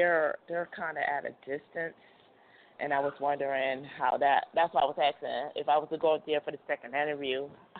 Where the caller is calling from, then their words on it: Arizona, United States; I'm calling from Arizona.